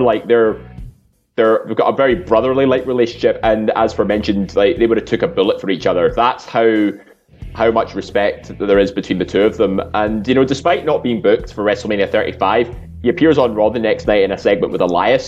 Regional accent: Scotland, United Kingdom; we're all Scottish

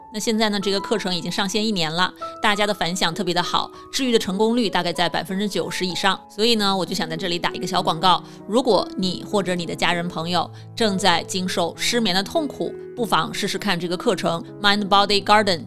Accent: northern China, China; 作为一个北方人

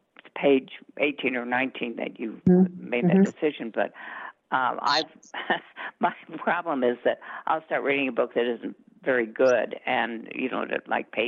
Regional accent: Colorado, United States; also born or lived in Southern United States; I'm Western. I was born in the South, but I moved here when I was 6.

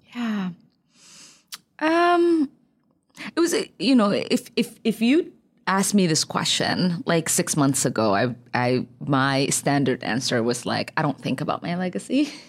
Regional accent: Minneapolis, Minnesota, United States; also born or lived in Somalia; growing up in Cedar back then

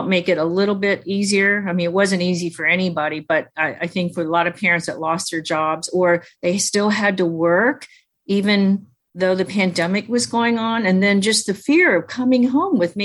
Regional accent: United States; first language Chinese; English is a second language; I was born in America, I was at home with my mom, so we only spoke Chinese

